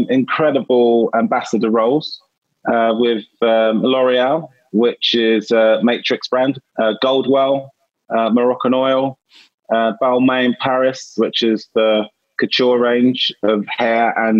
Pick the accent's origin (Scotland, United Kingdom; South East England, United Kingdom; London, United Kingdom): London, United Kingdom; I was born in East London, and for those of you who don't know England, East London is one of the hardest areas to grow up